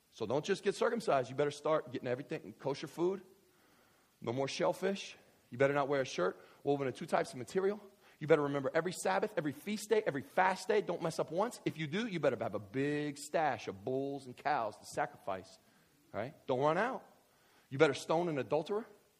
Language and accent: English; Kentucky, United States; So I grew up in West Kentucky, and there were these people, we would have, people took church real serious, okay?